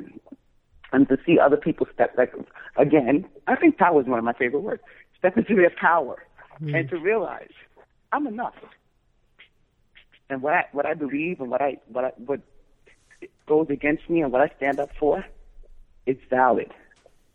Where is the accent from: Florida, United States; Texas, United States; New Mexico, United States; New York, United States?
New York, United States; New York City; I grew up West Indian, even though I was born here, I'm from Brooklyn